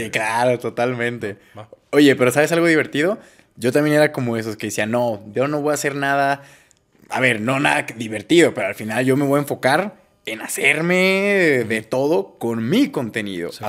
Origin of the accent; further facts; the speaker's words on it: Mexico; Que nosotros somos mexicanos